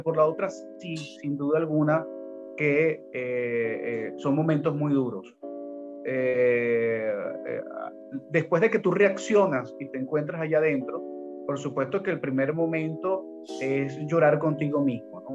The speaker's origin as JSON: {"language": "Spanish", "town": "Caracas", "region": "Capital District", "country": "Venezuela", "said": "soy caraqueño"}